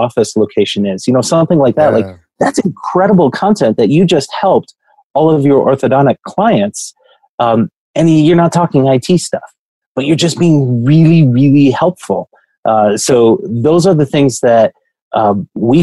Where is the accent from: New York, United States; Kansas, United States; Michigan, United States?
Michigan, United States; Grand Rapids; I come from West Michigan. Grand Rapids is where I come from